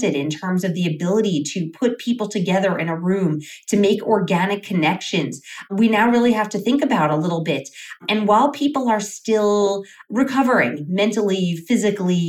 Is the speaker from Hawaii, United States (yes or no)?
no; New York, United States; moved away as an adult; now in Las Vegas, United States; my hometown of New York